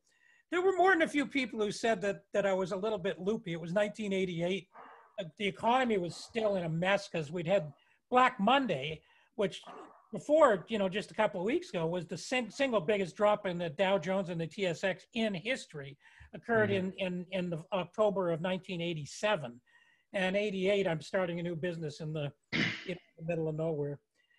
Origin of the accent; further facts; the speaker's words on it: Toronto, Ontario, Canada; I mean, I grew up in Toronto.